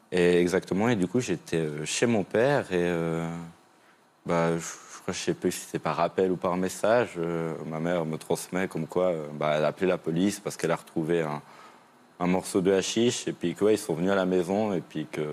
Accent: Switzerland; moi je viens de Suisse

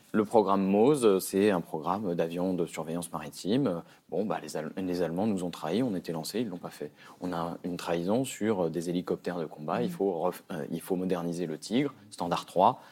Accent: France; en tant que Français

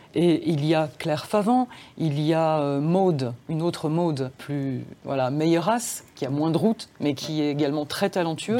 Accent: Dijon, Bourgogne-Franche-Comté, France; first language Serbian; French is a second language; also born or lived in Serbia; j'ai vécu à Dijon. Je vivais à Dijon, je suis née en France. Euh, je passais deux mois par an en Serbie

